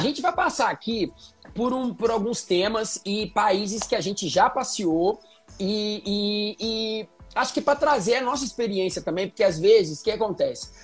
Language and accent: Portuguese; Minas Gerais, Brazil; now in Rio de Janeiro, Brazil; Eu sou mineiro, moro atualmente no Rio